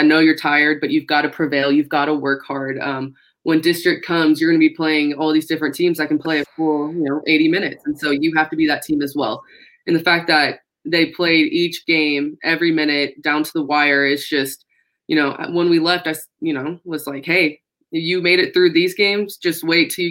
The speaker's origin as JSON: {"language": "English", "town": "Fort Worth", "region": "Texas", "country": "United States", "moved": "yes", "lives_now": "Lubbock, United States", "said": "I'm from Fort Worth"}